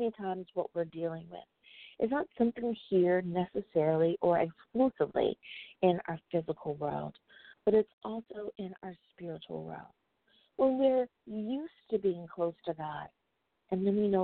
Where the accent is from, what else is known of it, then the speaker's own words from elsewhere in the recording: United States; my home country, the United States of America